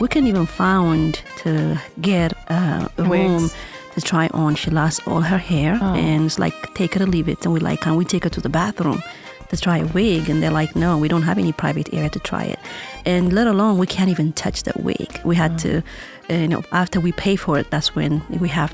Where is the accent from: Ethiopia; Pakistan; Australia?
Ethiopia; moved away as an adult; now in Las Vegas, United States; I am originally from Ethiopia